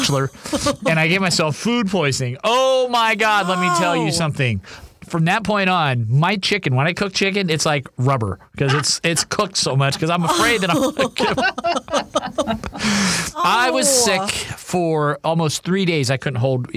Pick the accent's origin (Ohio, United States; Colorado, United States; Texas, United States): Ohio, United States; now in Seattle, United States; Ohio, my home state.